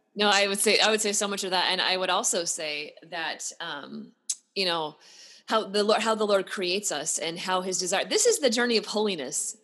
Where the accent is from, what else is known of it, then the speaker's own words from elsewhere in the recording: Pacific Northwest, United States; now in Texas, United States; I'm from the Pacific Northwest